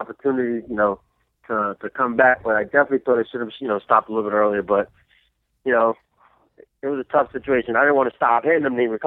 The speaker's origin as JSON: {"language": "English", "town": "Freeport", "region": "New York", "country": "United States", "tie": "born or raised there"}